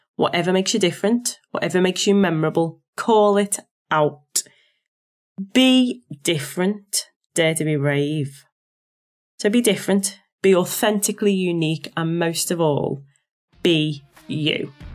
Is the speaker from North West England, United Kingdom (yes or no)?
yes; Liverpool, North West England, United Kingdom; accent: Scouse; my accent as a scouser